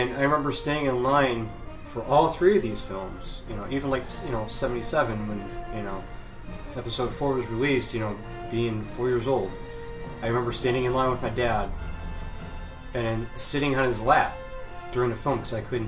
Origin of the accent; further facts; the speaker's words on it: outside Detroit, Michigan, United States; born and raised in Detroit, you know, or I should say outside of Detroit